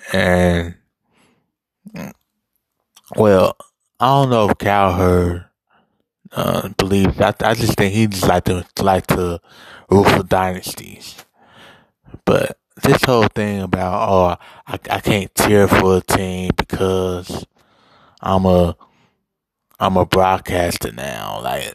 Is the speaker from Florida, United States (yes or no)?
no; Cincinnati, Ohio, United States; born or raised there